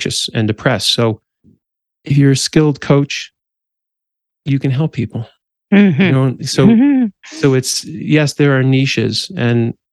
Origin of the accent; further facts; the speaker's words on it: New Jersey, United States; also born or lived in Manhattan, New York / Brooklyn, New York; now in Colorado, United States; I'm from the East Coast, specifically New Jersey and then Manhattan and Brooklyn.